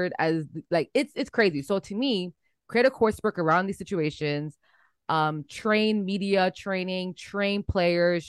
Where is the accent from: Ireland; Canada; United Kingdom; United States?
Canada; Toronto, Ontario; we come from Toronto.